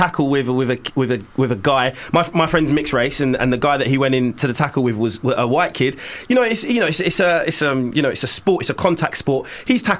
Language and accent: English; Nigeria; I'm Nigerian